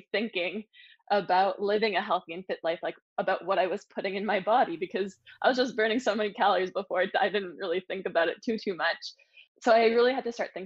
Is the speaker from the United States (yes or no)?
no; Sudbury, Ontario, Canada; moved away as an adult; also born or lived in Ottawa / Toronto; I'm from a small town. I'm from Sudbury.